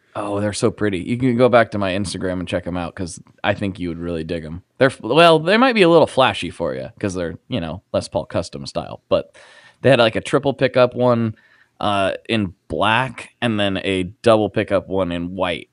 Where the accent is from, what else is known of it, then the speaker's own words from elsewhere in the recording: Portland, United States; I'm from Portland